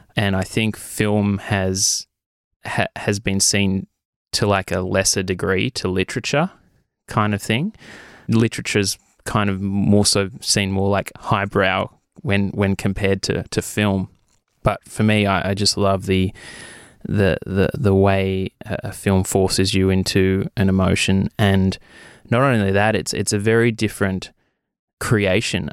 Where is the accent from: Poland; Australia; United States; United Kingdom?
Australia; Wagga Wagga, New South Wales; moved away as an adult; now in Albury, Australia; I was born in Wagga. I lived in Wagga for twenty-three years.